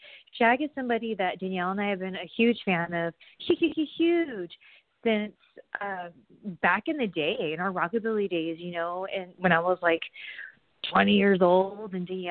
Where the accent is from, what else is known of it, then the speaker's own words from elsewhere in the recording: California, United States; Because to me, I'm from SoCal.